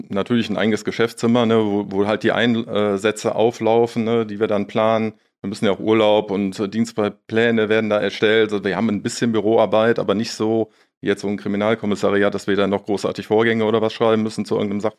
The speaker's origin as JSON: {"language": "German", "region": "North Rhine-Westphalia", "country": "Germany", "said": "Du weißt, wir sind aus Nordrhein-Westfalen."}